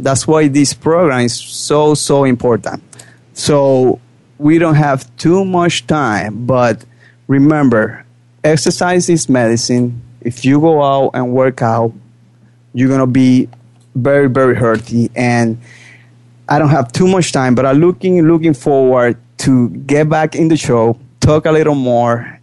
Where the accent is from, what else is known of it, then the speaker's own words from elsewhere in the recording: Puerto Rico; English is a second language; moved away as an adult; also born or lived in Manhattan, New York / Dominican Republic; I grew up in Puerto Rico